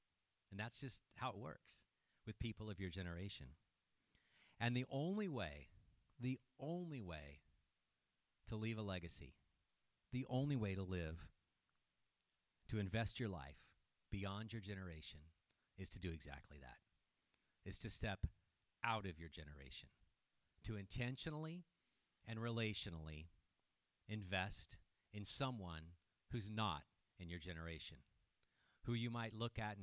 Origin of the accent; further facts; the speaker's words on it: Petaluma, California, United States; moved away as an adult; now in Hillsboro, United States; my hometown of Petaluma, California